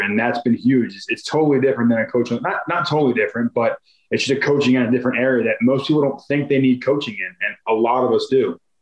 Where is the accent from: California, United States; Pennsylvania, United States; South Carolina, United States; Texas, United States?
Pennsylvania, United States; Philadelphia; moved away as an adult; also born or lived in New York; now in Arizona, United States; I'm from Philadelphia. I'm from like the suburbs of Philadelphia. So it must just be the Philly in me